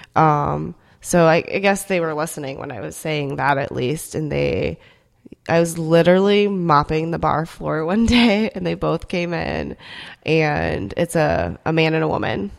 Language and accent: English; Minnesota and Iowa, Midwest, United States; first language Korean; English is a second language; moved away as an adult; also born or lived in South Korea / Dallas, Texas; now in Indianapolis, United States; I grew up in Minnesota and Iowa. Um, actually, I moved to the U S when I was four years old. and from South Korea.